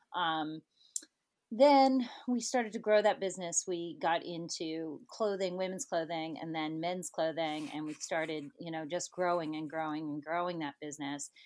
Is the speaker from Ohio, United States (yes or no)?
yes; Ohio, United States; would always call myself an Ohio girl. Grew up in Ohio with three brothers